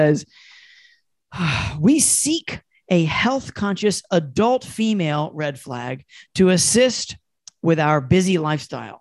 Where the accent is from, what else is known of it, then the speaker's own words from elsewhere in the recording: Asheville, North Carolina, United States; I'm from Asheville, North Carolina